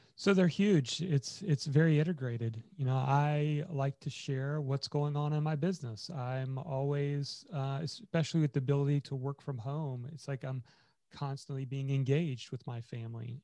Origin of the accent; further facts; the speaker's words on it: Indiana, United States; I grew up in Indiana